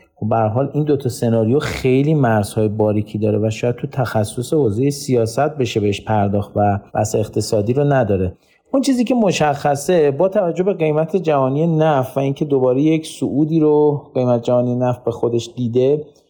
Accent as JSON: {"language": "Persian", "country": "Iran", "said": "ما به عنوان یک ایرانی"}